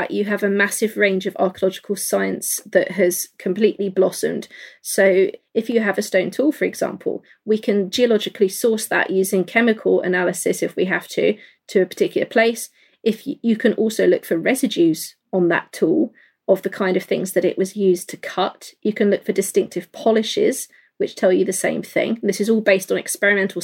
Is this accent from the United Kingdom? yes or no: yes; London, United Kingdom; I grew up in London